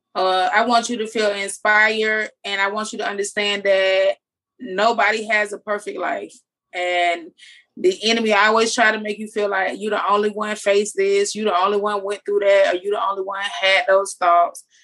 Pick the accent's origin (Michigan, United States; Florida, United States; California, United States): Florida, United States; Jacksonville; accent: country; I'm from Jacksonville